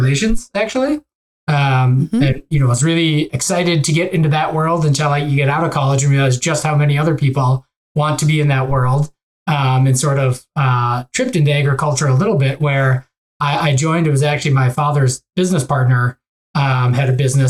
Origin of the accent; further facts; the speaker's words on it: Ramsey, Minnesota, United States; I grew up in an area called Ramsey, Minnesota